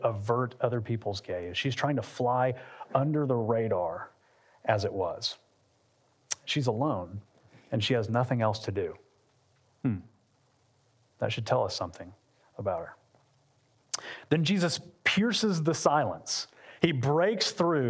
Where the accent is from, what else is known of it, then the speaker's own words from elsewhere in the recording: Atlanta, Georgia, United States; moved away as an adult; also born or lived in Lakeland, Florida; we're from Atlanta, but we spent the last 11 years in Central Florida and Lakeland